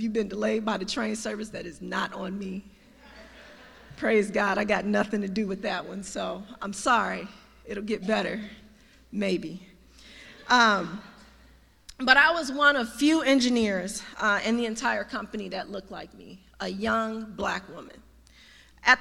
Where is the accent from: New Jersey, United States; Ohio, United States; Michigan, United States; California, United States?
Michigan, United States; Detroit; moved away as an adult; also born or lived in Missouri; now in Washington, D.C., United States; I came from Detroit, Michigan, so I'm a homegrown Detroiter, by way of Missouri